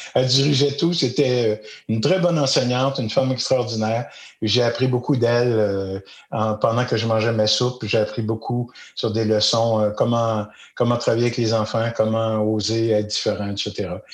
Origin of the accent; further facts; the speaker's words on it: Magog, Quebec, Canada; je suis un, petit gars du bas de la ville à Magog